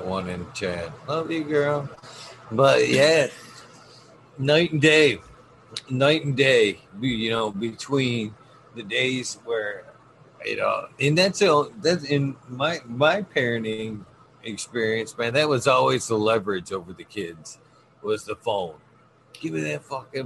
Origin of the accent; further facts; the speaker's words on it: around Flint, Michigan, United States; in mid-Michigan. Oh, right, okay. On the outskirts of, not in Flint, but around Flint area